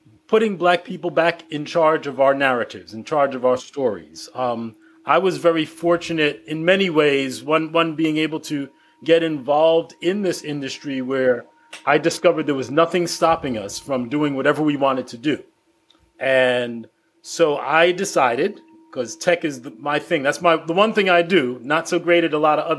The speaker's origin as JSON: {"language": "English", "town": "New York City", "region": "New York", "country": "United States", "tie": "born or raised there", "said": "I grew up in the Bed-Stuy neighborhood of Brooklyn"}